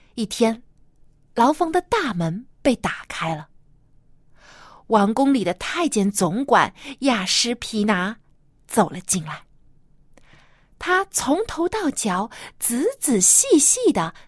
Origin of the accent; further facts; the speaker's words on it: China; 每到这个过年过节的时候，我们中国人啊，有习俗就是一家人都要团聚在一起来吃大餐